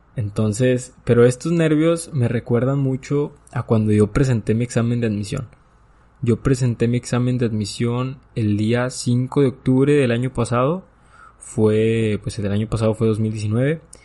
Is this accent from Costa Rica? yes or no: no; Nueva Rosita, Coahuila, Mexico; yo soy de Nueva Rosita